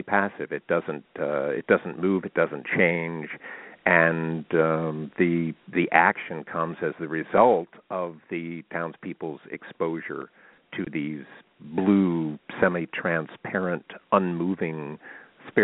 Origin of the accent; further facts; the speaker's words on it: Elizabethtown, Pennsylvania, United States; my hometown of Elizabethtown, where I actually still live